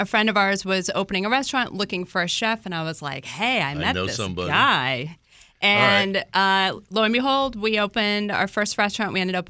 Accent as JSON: {"language": "English", "area": "D.C. area", "region": "Northern Virginia", "country": "United States", "tie": "born or raised there", "also_born_or_lived": "New York City", "moved": "as an adult", "lives_now": "Falls Church, United States", "said": "So I'm from Northern Virginia. I grew up in the D.C. area. And living in New York City, we love New York City."}